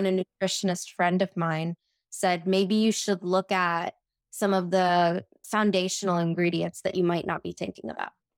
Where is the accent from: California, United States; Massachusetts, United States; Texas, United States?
Texas, United States; Houston; moved away as an adult; also born or lived in India / New York City; I grew up in Houston, Texas, I moved to New York City for undergrad